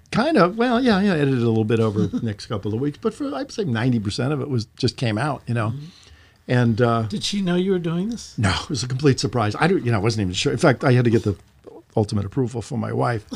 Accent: Bryn Mawr, Pennsylvania, United States; There was a place called the Main Point where I grew up in Bryn Mawr, Pennsylvania

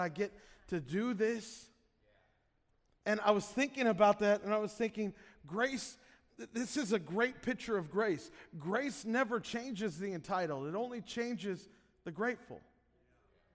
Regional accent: Illinois, United States; moved away; where we grew up in Illinois

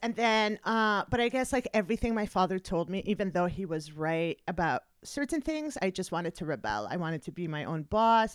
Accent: Montreal, Quebec, Canada; moved away as an adult; also born or lived in Kuwait; now in United States; I was 10 years old when we moved from Canada, uh, from Kuwait to Canada

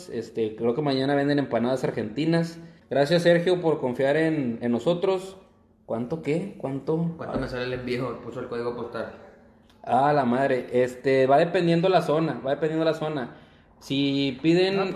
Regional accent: Monterrey, Nuevo León, Mexico; no somos de ah, Mexicali. Somos de Monterrey. También somos del norte.

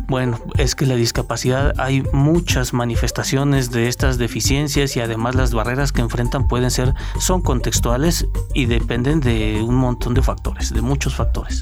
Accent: Mexico

